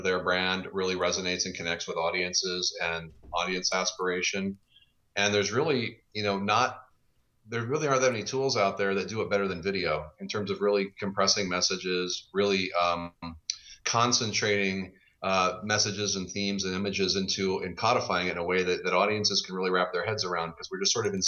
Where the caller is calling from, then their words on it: Kirkland, Washington, United States; I'm just outside Seattle, Washington in lovely sunny Kirkland.